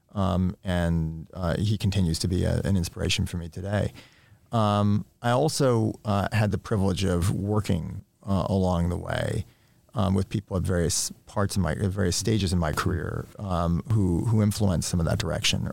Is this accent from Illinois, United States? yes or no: no; New York, United States; I grew up in New York in the nineteen eighties